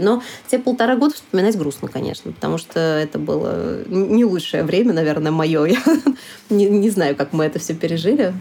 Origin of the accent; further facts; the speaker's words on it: Samara, Samara Oblast, Russia; moved away; also born or lived in Saint Petersburg / Sochi; приезжать в гости на родину, в Самару. Я из Самары изначально сама